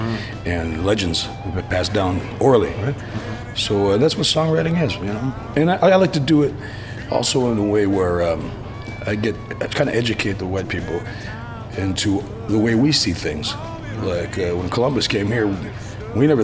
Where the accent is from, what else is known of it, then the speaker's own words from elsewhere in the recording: Six Nations Reserve, Southern Ontario, Canada; moved away as an adult; now in Vancouver, Canada; I'm from the Six Nations Reserve in Southern Ontario, a Mohawk turtle clan. And that's where I grew up for the first 45 years of my life